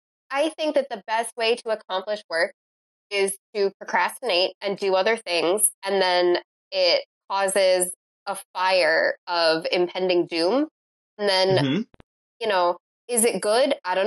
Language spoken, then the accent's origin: English; Michigan, United States; Growing up in Michigan, you know, you're so close to the Canadian border